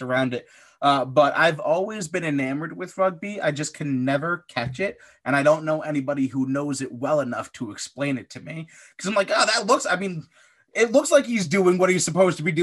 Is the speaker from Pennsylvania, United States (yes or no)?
yes; Pennsylvania, United States; born or raised there; moved away as an adult; also born or lived in Midwest